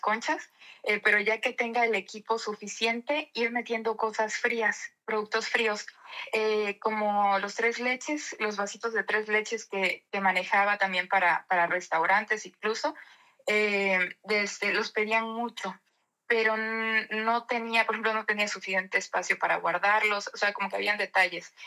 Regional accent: Mexico; now in Netherlands; en este tiempo en, en México aproveché también para, para, abrir una panadería ya con la familia. La, la panadería en, mi pueblo la está llevando mi mamá.

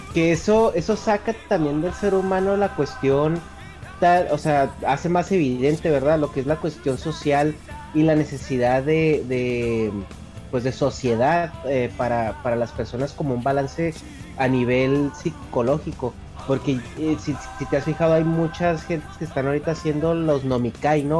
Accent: northern Mexico, Mexico; accent: northern Mexican; del norte, donde yo soy, pronunciamos mucho

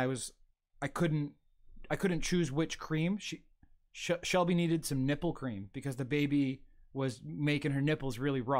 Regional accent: Toronto, Ontario, Canada; moved away as an adult; also born or lived in Alberta; now in Niagara Region, Canada; I came to Niagara region from Toronto when I was 20 for college

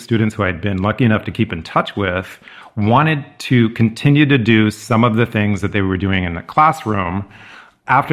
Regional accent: California, United States; moved away as an adult; also born or lived in Massachusetts; where I grew up in California

